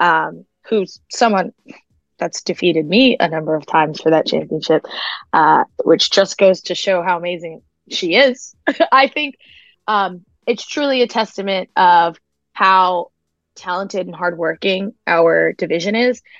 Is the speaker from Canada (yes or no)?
no; Long Island, New York, United States; where I'm from, I'll tell them Long Island straight up